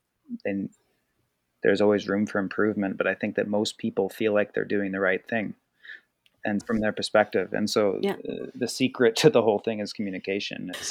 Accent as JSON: {"language": "English", "town": "Argenta", "region": "British Columbia", "country": "Canada", "tie": "born or raised there", "lives_now": "Nelson, Canada", "said": "I grew up in Argenta"}